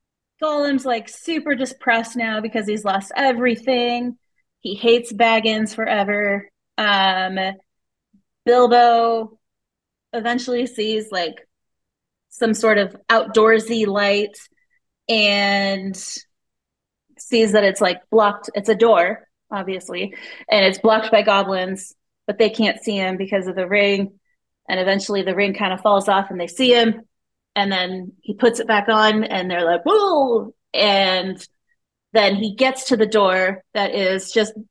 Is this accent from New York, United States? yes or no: no; Seattle, Washington, United States; growing up in Seattle